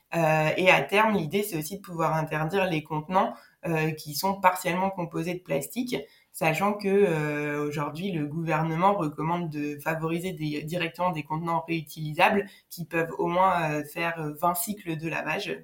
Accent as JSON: {"language": "French", "town": "Nancy", "region": "Grand Est", "country": "France", "tie": "born or raised there", "moved": "yes", "said": "à l'origine je viens de Nancy où j'ai fait euh, du coup euh, bah, mon lycée"}